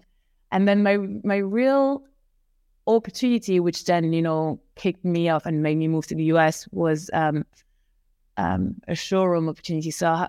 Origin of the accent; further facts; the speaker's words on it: Paris, Île-de-France, France; moved away as an adult; also born or lived in New York; now in London, United Kingdom; I grew up in Paris.